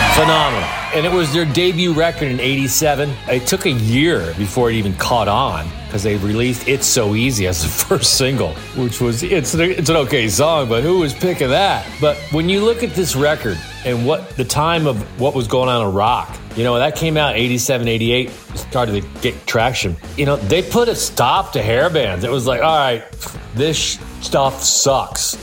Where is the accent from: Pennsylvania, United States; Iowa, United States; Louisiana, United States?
Pennsylvania, United States; Philadelphia; the Wells Fargo Center in my hometown